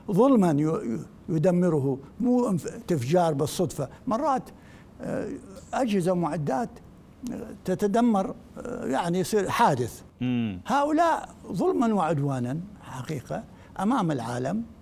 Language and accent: Arabic; Iraq; كعراقيين يعني ك... كمتخصصين